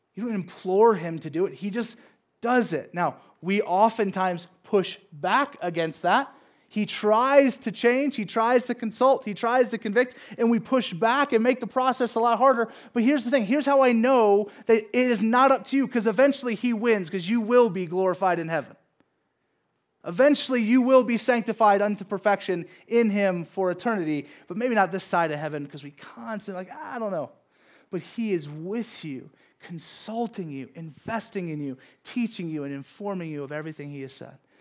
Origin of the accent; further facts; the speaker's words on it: Southern California, United States; growing up in Southern California